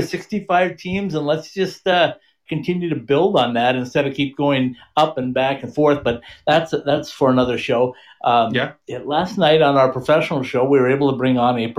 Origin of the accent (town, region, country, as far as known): Minnesota, United States; moved away